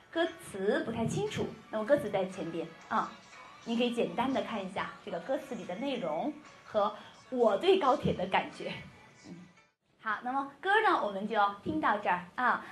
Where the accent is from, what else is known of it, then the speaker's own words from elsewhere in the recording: China; 我是中国人